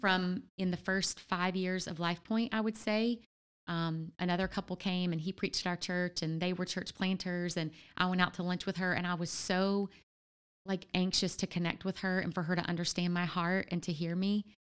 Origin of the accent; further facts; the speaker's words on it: Louisiana, United States; also born or lived in Memphis; now in Ohio, United States; I'm originally from Louisiana